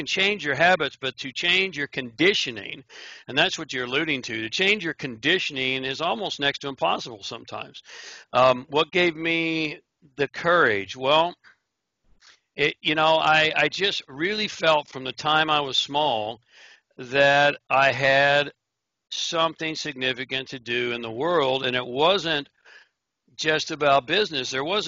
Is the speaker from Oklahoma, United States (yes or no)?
yes; Oklahoma, United States; also born or lived in Honolulu, Hawaii; I was born in Honolulu, Hawaii, but I grew up, I guess my formative years was in Oklahoma. So if you hear a little bit of an accent that's still hanging on, that's where that's from.